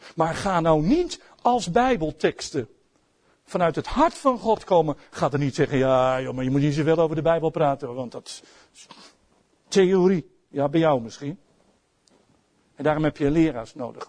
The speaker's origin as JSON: {"language": "Dutch", "country": "Netherlands", "said": "als Nederlanders"}